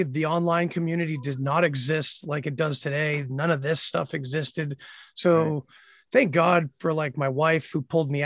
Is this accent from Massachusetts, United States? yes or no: yes; Worcester, Massachusetts, United States; now in Leominster, United States; I'm from the Worcester area